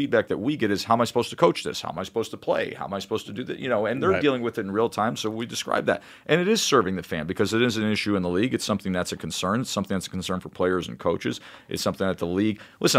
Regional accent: Schenectady, New York, United States; When I was a little kid growing up in Schenectady, New York.

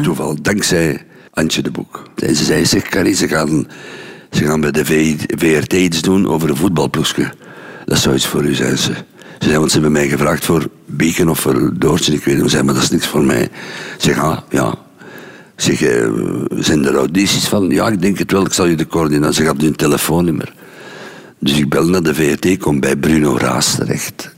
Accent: Mechelen, Flanders, Belgium; moved away as an adult; ben ik ook gevlucht uit Mechelen

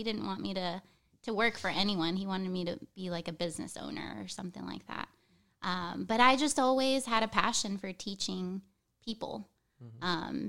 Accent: Texas, United States; also born or lived in Venezuela; I was born in Venezuela, but raised in Texas.

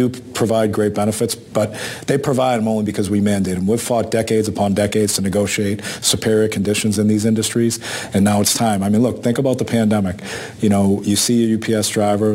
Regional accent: Boston, Massachusetts, United States; our neighborhoods that we grew up in Boston

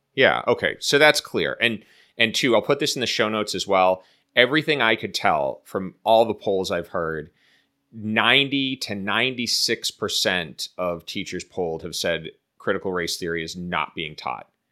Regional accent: Boston, Massachusetts, United States; moved away as an adult; also born or lived in Chicago; growing up in Boston, I grew up in, I mean, Boston is a fair, at least at the time when I was growing up, was a fairly segregated city

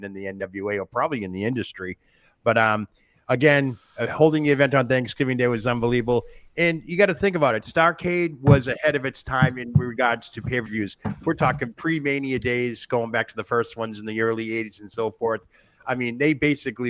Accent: Northeast, United States; growing up in the Northeast

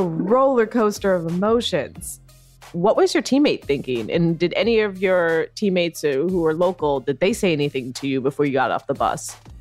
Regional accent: United States; both of us being half Filipino, you uh, know, raised and born, of course, uh, stateside

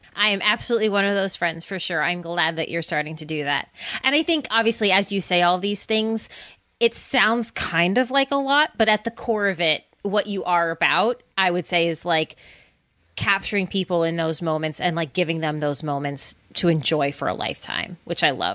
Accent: Scranton, Pennsylvania, United States; moved away; also born or lived in Bucks County, Pennsylvania; I am originally from Scranton, Pennsylvania

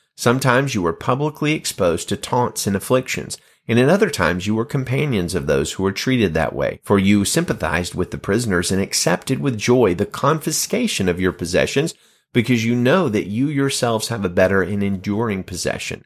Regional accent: Alabama, United States; the state of Alabama. My home state

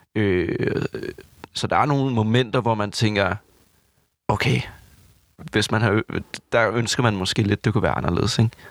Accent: Southern Jutland, Southern Denmark, Denmark; Jeg er fra Vøgens, lille Sønderjylland

